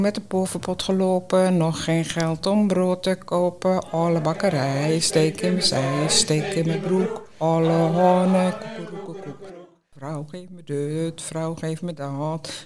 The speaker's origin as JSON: {"language": "Dutch", "town": "Sliedrecht", "region": "South Holland", "country": "Netherlands", "moved": "yes", "lives_now": "Zeist, Netherlands", "said": "ik woon nu in Zeist, maar ik kom uit Sliedrecht"}